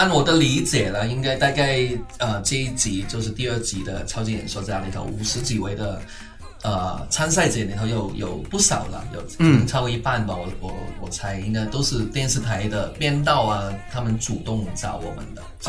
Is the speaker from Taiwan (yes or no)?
no; Hong Kong